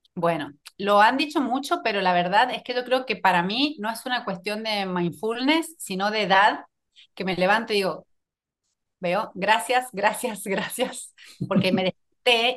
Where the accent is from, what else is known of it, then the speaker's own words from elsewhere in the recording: San Juan, Argentina; moved away as an adult; also born or lived in Buenos Aires; Soy de una provincia muy cerquita de Chile, de San Juan.